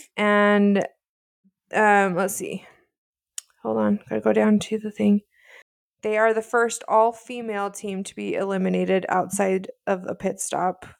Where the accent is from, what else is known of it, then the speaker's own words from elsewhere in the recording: Utah, United States; we're sisters from Utah